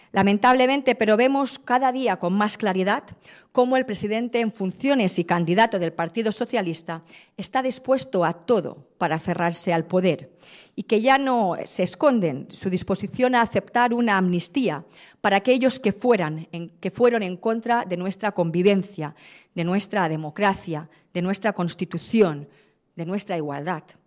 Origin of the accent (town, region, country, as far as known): Balearic Islands, Spain